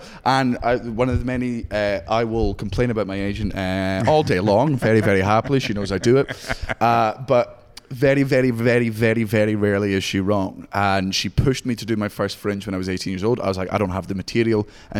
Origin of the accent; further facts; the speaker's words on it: Scotland, United Kingdom; I'm actually from